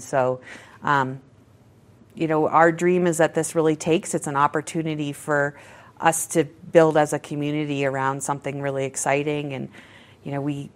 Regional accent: Maine, United States; now in Colorado, United States; I'm from Maine, so my godsons are back there

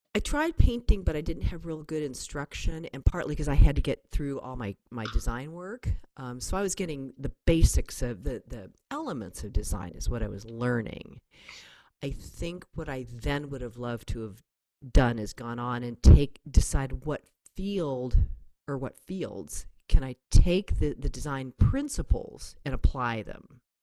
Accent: Berkeley, California, United States; also born or lived in Kensington, California / Oakland, California; I was born in Berkeley, California, and then my family. Um, there were only four of us at the time. We moved up to Kensington, which is up in the Berkeley Hills

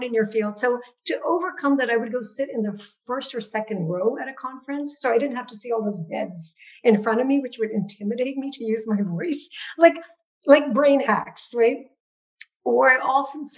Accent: Nepal; now in United States; Growing up in Nepal, I was a majority person in a majority country

